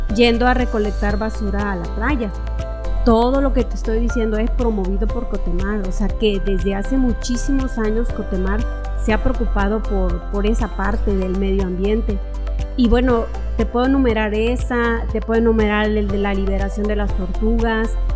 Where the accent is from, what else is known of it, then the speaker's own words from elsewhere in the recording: Córdoba, Veracruz, Mexico; moved away as an adult; now in Ciudad del Carmen, Mexico; yo venía de la ciudad de Córdoba, Veracruz, de donde yo soy originaria